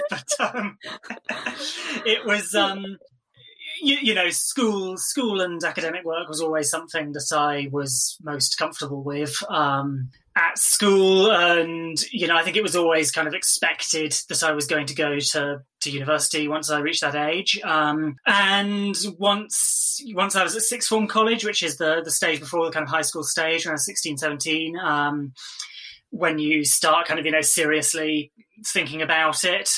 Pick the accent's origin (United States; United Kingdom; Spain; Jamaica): United Kingdom; England; as you can tell from my accent, I'm sure I, I grew up in England